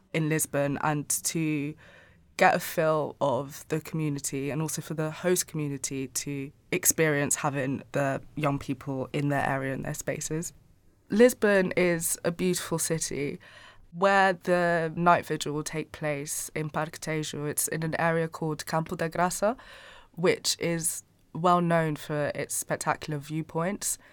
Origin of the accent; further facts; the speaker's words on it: Angola; I'm from Angola, so we speak Portuguese there